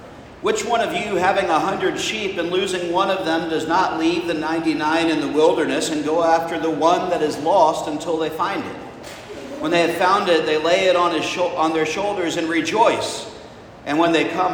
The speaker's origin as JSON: {"language": "English", "region": "the South", "country": "United States", "tie": "born or raised there", "said": "as a child growing up in the South"}